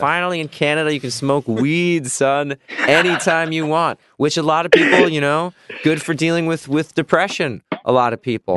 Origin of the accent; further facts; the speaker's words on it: Midwest, United States; I grew up in the Midwest